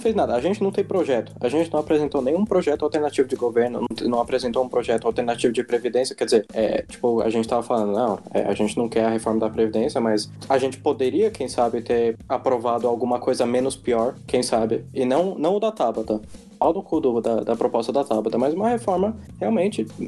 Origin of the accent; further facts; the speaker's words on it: Brazil; como brasileiro